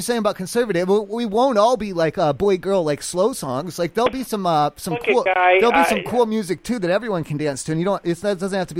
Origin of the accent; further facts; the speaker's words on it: East Coast, United States; I'm from the East Coast. I'm from a small town. They grew corn and shit.